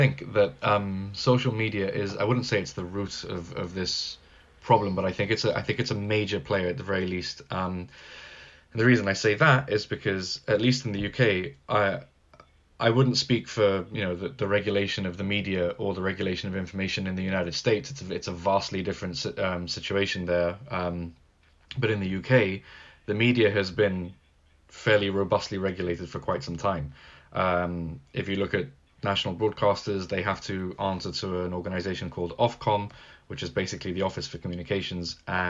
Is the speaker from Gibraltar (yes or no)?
yes; Gibraltar; Yeah, we're a British overseas territory. We're literally at the southern tip of Europe. I can literally look out the window and see Spain right from my house.